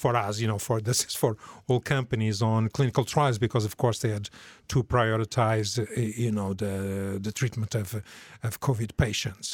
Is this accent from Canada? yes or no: no; Portugal; moved away as an adult; also born or lived in New York / Sweden; now in Norway; I'm originally from Portugal, although I left uh, many, many, many years ago